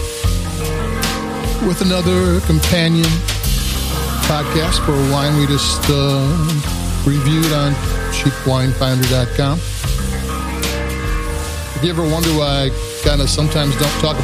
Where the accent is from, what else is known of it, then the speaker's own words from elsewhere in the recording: Chicago, Illinois, United States; I'm from Chicago